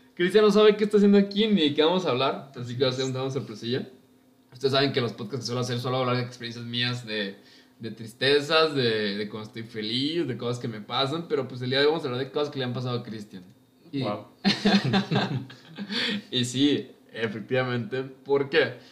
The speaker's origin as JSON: {"language": "Spanish", "town": "Villa Hidalgo", "region": "Jalisco", "country": "Mexico", "tie": "born or raised there", "moved": "as an adult", "said": "yo soy de un pueblo muy, muy lejano, llamado Villa Hidalgo. Está en los altos de Jalisco"}